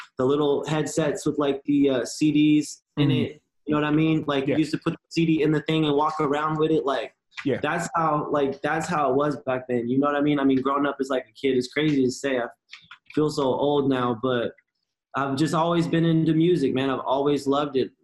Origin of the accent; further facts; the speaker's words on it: Riverside, California, United States; now in New York, United States; being from Cali